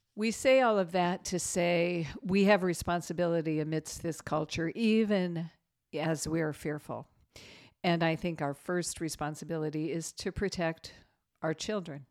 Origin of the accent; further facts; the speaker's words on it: United States; us as American Christians